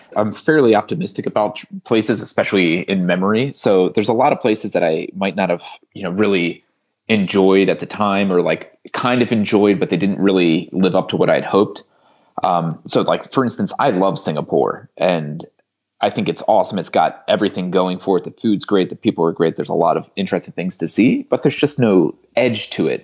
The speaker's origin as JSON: {"language": "English", "town": "Philadelphia", "region": "Pennsylvania", "country": "United States", "also_born_or_lived": "Vancouver, Canada / India", "moved": "as an adult", "said": "we're from the same like suburbs of Philadelphia"}